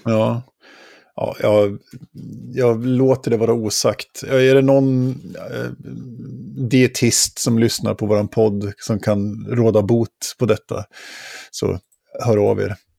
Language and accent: Swedish; Åre, Jämtland, Sweden; i Åre där jag växte upp när jag var tonåring